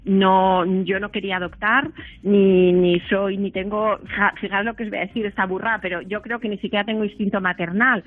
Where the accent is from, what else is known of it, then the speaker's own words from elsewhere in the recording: Spain; nací en España